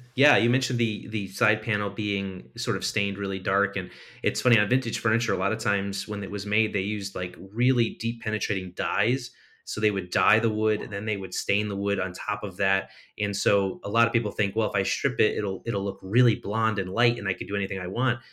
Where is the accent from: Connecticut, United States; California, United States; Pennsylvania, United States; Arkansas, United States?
Connecticut, United States; I'm from Connecticut.